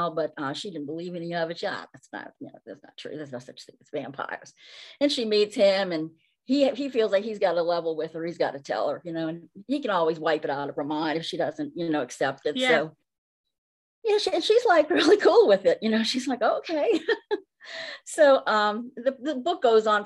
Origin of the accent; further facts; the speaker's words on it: Nashville, Tennessee, United States; I was born in Nashville, so I have some Nashville influences too